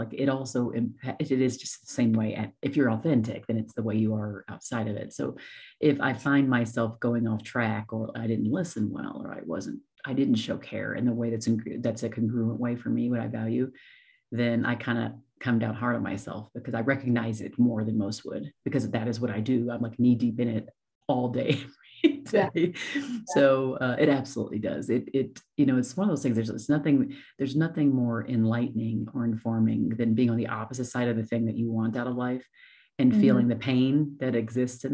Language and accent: English; Las Vegas, Nevada, United States; moved away as an adult; also born or lived in Columbus, Ohio; I'm actually originally from Ohio, Columbus, but I moved there when I was 9 and grew up in Las Vegas, Nevada. And then I moved from there when I was 23.